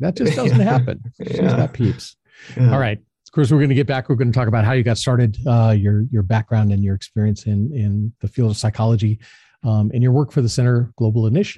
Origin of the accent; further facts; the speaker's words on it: Southern California, United States; I grew up in Southern California